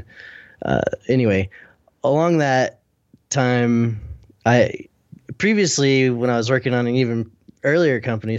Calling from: Salt Lake City, Utah, United States; I'm in Salt Lake City, Utah.

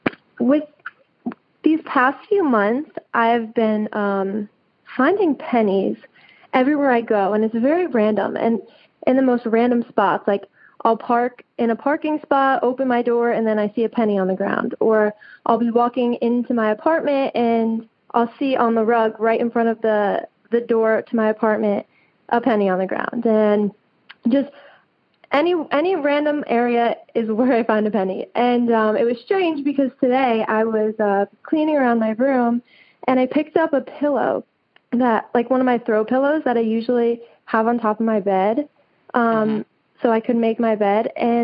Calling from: Tuscaloosa, Alabama, United States; I am calling from Tuscaloosa, Alabama.

